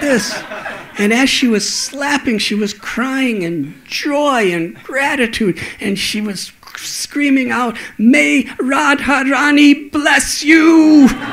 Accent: 30 miles north of Chicago, Illinois, United States; when I was a little boy, I used to live in Chicago. in fact, 30 miles north of Chicago

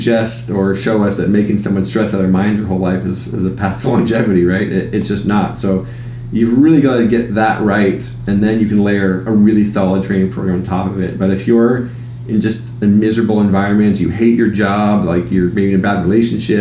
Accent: Seattle, Washington, United States; also born or lived in Hawaii; I grew up in Seattle and I've traveled most of the world

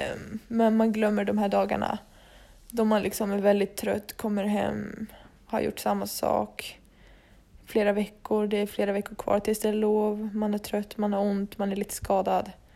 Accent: Dalarna County, Sweden; moved away as an adult; now in Stockholm, Sweden; satt vi ju hemma i Dalarna

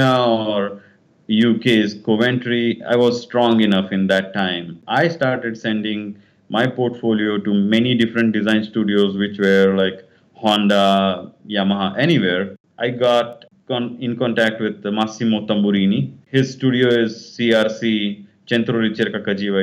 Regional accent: Solapur, Maharashtra, India; I was born in Solapur. It's in Maharashtra, in on the borders of Karnataka, in a Kannada family

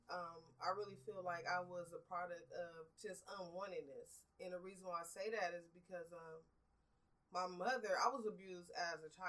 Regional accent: Los Angeles, California, United States; I grew up in Watts in the um, I was born in '78, so I went through the '80s and the '90s area when it was really heavily drugs, violence

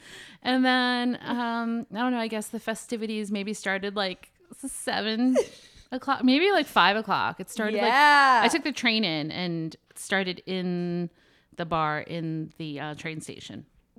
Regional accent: Pennsylvania, United States; now in Atlantic Highlands, United States; moved to Atlantic Highlands, which is like a halfway point for us because your dad's from Long Island and I'm from Pennsylvania, as you know.

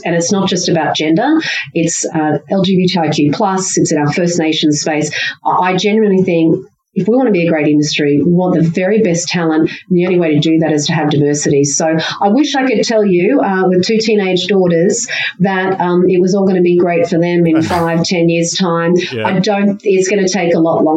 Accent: Queensland and far north Queensland, Australia; living and growing up in Queensland and far north Queensland

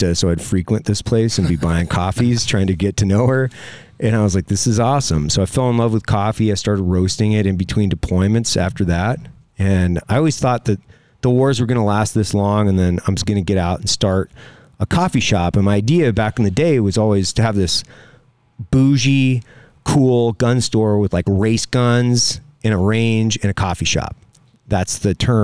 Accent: Lewiston, Idaho, United States; I grew up in Lewiston, Idaho, which is on the confluence of two rivers

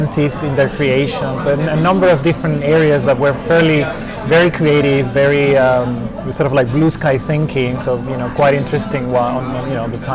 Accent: Venezuela; moved away as an adult; also born or lived in Germany; now in United Kingdom; I'm originally from Venezuela, but I've been living in the UK for over 10 years now.

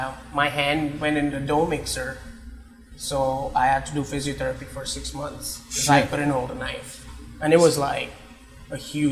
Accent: Mumbai, Maharashtra, India; moved away as an adult; now in Canada; I'm from Bombay.

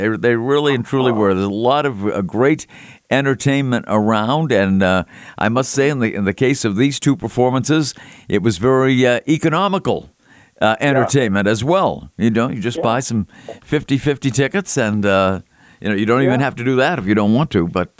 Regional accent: Boston, Massachusetts, United States; I grew up in the Boston area

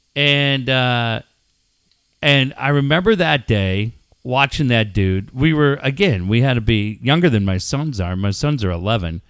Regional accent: Minneapolis, Minnesota, United States; Growing up in Minneapolis, I lived in an apartment complex

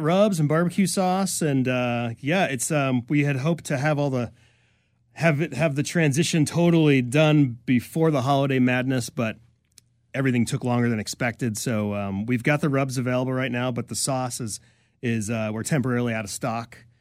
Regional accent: New York, United States; now in Bellingham, United States; I grew up in New York

